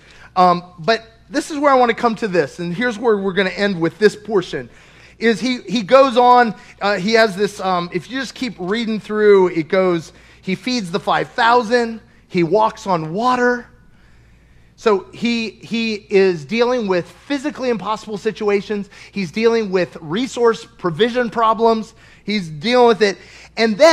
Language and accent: English; Kentucky, United States; I'm from Kentucky